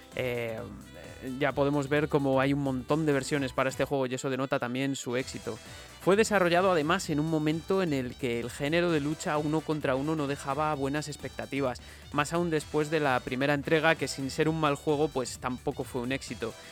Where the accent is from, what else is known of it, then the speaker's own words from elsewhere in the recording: Palencia, Castile and León, Spain; Aún recuerdo ya siendo pequeño una máquina que había en uno de los bares de Palencia que frecuentaba con mis padres algunos fines de semana